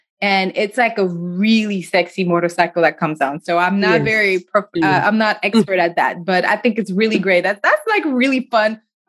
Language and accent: English; United States; especially as American, we like to focus on here.